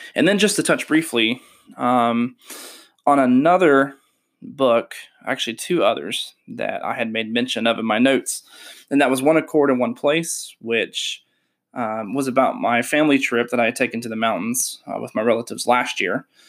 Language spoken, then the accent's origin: English; Shelby, North Carolina, United States; Born and raised in Shelby, North Carolina on May twenty-eighth, nineteen ninety.